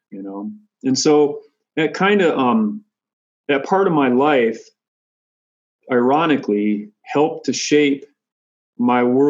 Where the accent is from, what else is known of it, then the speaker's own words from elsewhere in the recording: Michigan, United States; Having grown up far away from my Lakota ancestors and relatives, I grew up in Michigan, far away from them